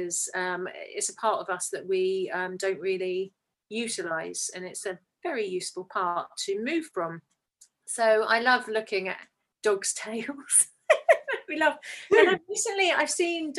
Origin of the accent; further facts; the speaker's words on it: England, United Kingdom; as English people